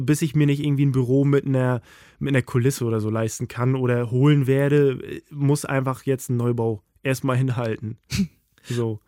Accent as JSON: {"language": "German", "region": "Mecklenburg-Vorpommern", "country": "Germany", "moved": "as an adult", "lives_now": "Hamburg, Germany", "said": "aufs Dorf, da wo ich herkomme"}